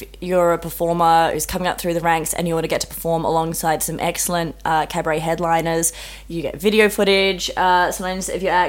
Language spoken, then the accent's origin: English; Perth, Western Australia, Australia; Perth, well, being my hometown.